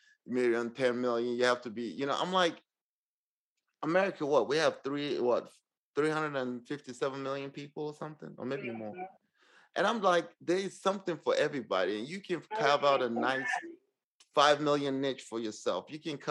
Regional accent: Nigeria; moved away as an adult; now in Northwest Arkansas, United States; I came from Nigeria to the States

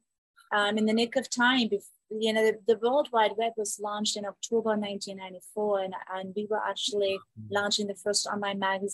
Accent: South Germany, Germany; now in Phoenix, United States; But originally I'm from Germany, from the south of Germany.

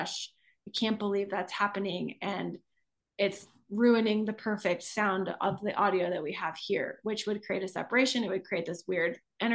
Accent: Midwest, United States; I grew up in the Midwest

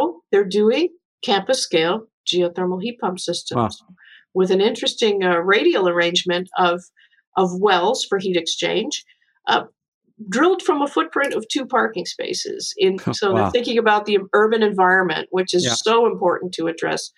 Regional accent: New York, United States; I'm from New York

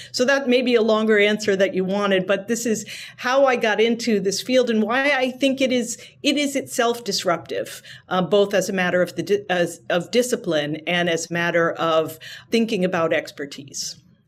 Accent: New Hampshire, United States; growing up in New Hampshire, working on presidential campaigns

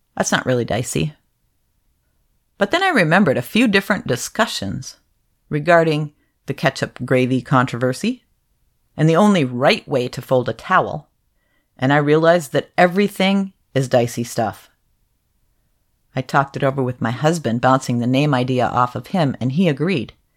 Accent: Upper Peninsula of Michigan, United States; moved away; also born or lived in Pacific Northwest; I was raised in the Upper Peninsula of Michigan for most of my childhood, and I've lived in the Pacific Northwest for most of my adult life

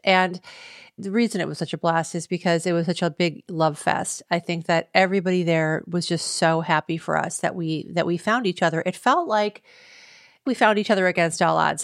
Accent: Cleveland, Ohio, United States; We got married in Cleveland, Ohio, my hometown

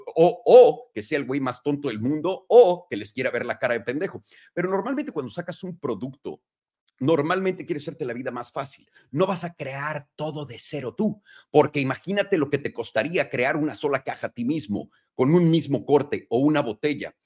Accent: Mexico; moved away as an adult; now in United States; yo me fui de México a los 18 años y hay muchas fotos que lo prueban, mi escuela lo prueba, Miraflores

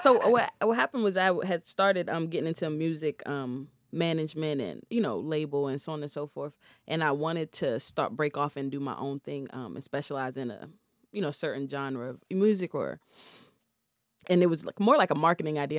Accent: Prince George's County, Maryland, United States; moved away as an adult; also born or lived in Washington State; I'm from, uh, P G County.

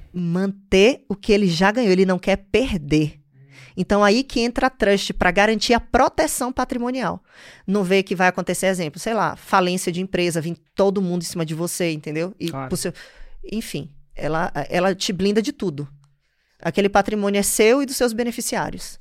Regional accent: Salvador, Bahia, Brazil; accent: Nordeste; moved away as an adult; also born or lived in London, United Kingdom / New York, United States; now in Maryland, United States; Eu nasci em Salvador, mas minha família inteira do interior

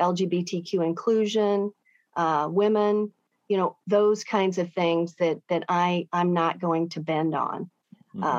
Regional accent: St. Louis County, Missouri, United States; Parkway West Longhorns

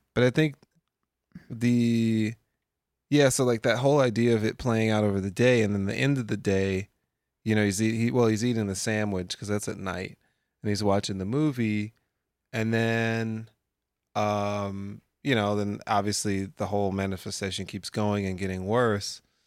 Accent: United States; I'm an American

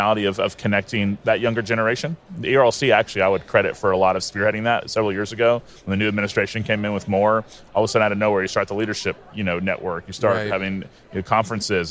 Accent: Tallahassee, Florida, United States; lead pastor of City Church in Tallahassee, and I'm actually in my hometown, grew up in my hometown.

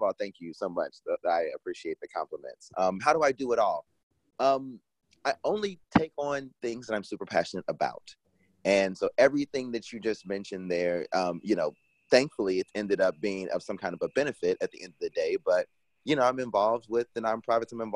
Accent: Kansas City, Missouri, United States; moved away as an adult; also born or lived in Washington, District of Columbia, United States; When I was 10 years old, my family lived in an apartment. I'm from Kansas City originally. So back in the Midwest, I was just finishing up the fifth grade

